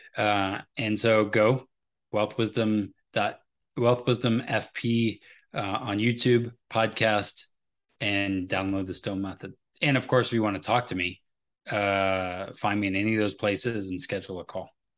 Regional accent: United States; I am an American

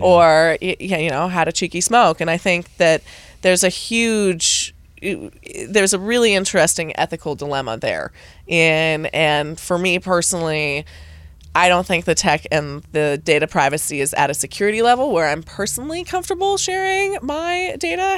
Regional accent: United States; as an American

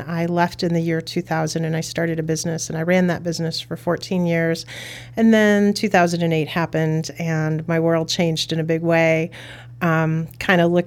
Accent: Chicago, Illinois, United States; I grew up in Brighton Park, and it was kind of a neat family community

